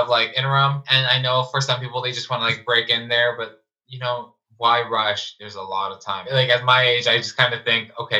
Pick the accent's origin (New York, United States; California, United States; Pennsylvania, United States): California, United States; Los Angeles; I'm from Los Angeles